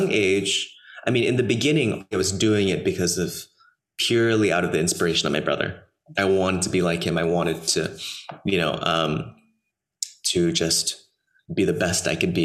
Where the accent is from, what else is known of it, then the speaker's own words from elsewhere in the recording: Los Angeles, California, United States; also born or lived in New York / Miami / Germany / Austria; now in Paris, France; I grew up in Los Angeles, right outside of Los Angeles